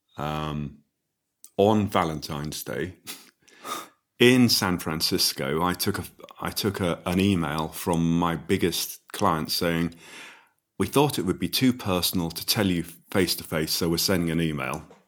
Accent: Midlands, United Kingdom; I grew up in the Midlands

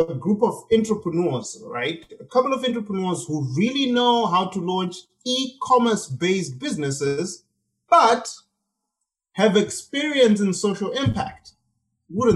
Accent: Zimbabwe; moved away; I grew up in Zimbabwe

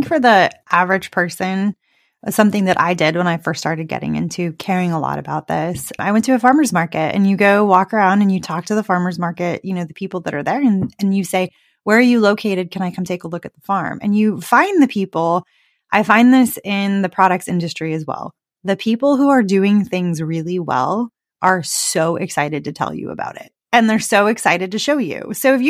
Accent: California, United States; But I am from California. I lived in California for, you know, most of my adult life.

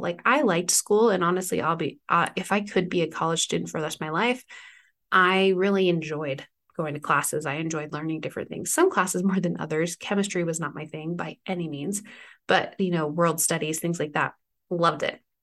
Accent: East Coast, United States; moved away; I grew up on the East Coast when I was younger, for the most part

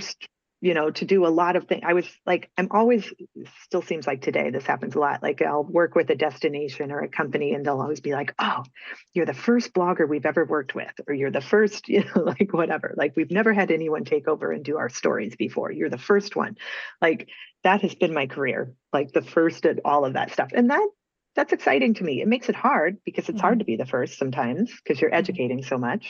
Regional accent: Peoria, Illinois, United States; moved away as an adult; also born or lived in Nebraska; I grew up in Peoria, Illinois

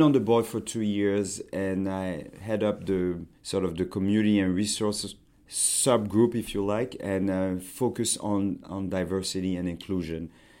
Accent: Montreal, Quebec, Canada; born there; I was born in Montreal. You may not know that. My parents were studying in Canada.

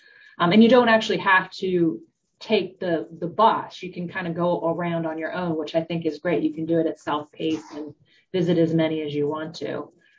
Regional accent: Southern Delaware, United States; now in Wilmington, United States; So I am originally from Southern Delaware.

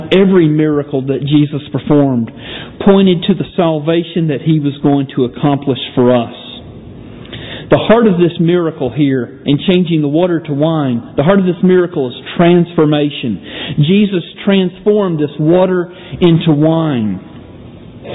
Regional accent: Georgia, United States; moved away; I'm from from Georgia originally

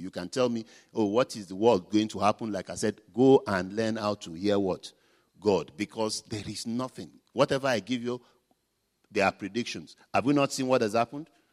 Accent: Nigeria; I'm a Nigerian

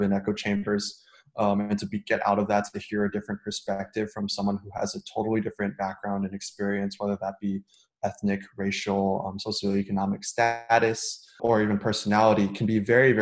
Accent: Detroit, Michigan, United States; also born or lived in Shanghai, China; now in Los Angeles, United States; I was born and raised in Detroit, spent 6 years growing up in international school in Shanghai, and now I'm in Los Angeles

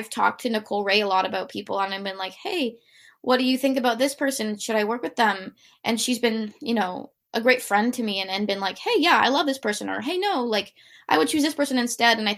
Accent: Toronto, Ontario, Canada; growing up in Toronto

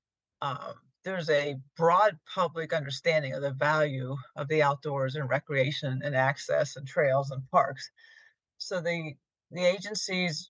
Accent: Fishing Creek Valley, north of Harrisburg, Pennsylvania, United States; I grew up in a rural area north of Harrisburg, Fishing Creek Valley

